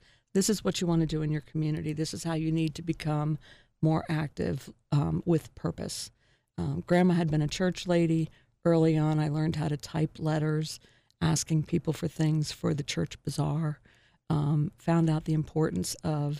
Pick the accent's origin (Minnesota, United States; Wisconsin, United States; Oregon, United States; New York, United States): New York, United States; it reminded me so much of growing up in New York because of the snow